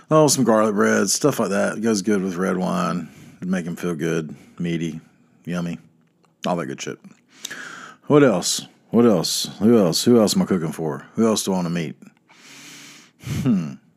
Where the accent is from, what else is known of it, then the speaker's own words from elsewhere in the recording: North Carolina, United States; I'm from North Carolina